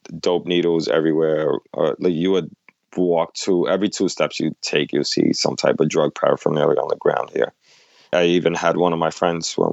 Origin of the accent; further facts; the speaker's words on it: New York City, New York, United States; I grew up in New York, in the Lower East Side, 80s, 90s, very drug-infested neighborhood at that time.